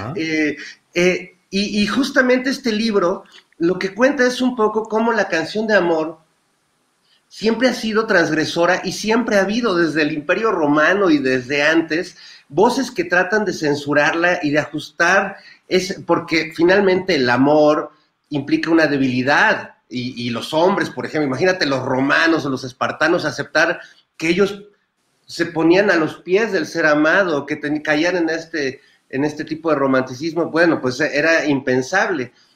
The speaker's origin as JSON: {"language": "Spanish", "country": "Mexico", "said": "vivir la transformación de una sociedad mexicana muy costumbrista"}